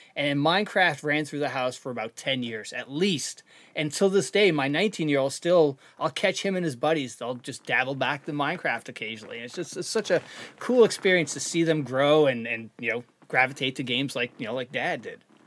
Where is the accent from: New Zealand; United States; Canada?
Canada; moved away; I'm from Canada originally